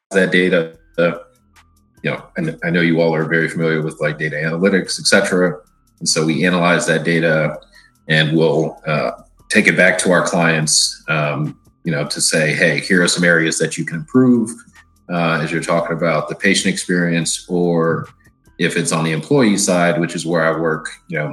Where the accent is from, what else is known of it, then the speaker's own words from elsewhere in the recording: Michigan, United States; also born or lived in California / Washington DC metropolitan area (DMV) / East Coast; now in Boston, United States; born in California, raised in Michigan